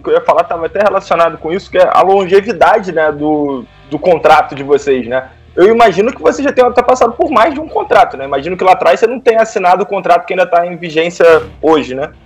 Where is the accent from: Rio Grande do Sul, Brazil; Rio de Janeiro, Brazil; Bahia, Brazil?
Rio de Janeiro, Brazil; eu sou carioca